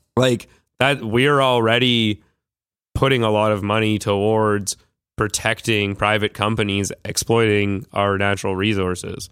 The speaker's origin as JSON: {"language": "English", "town": "Vancouver", "region": "British Columbia", "country": "Canada", "said": "I'm from Vancouver"}